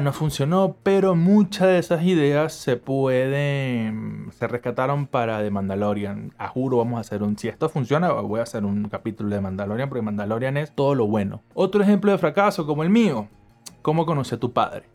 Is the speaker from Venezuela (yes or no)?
yes; Venezuela; moved away as an adult; decidí irme de mi ciudad natal a estudiar cine en otra ciudad de Venezuela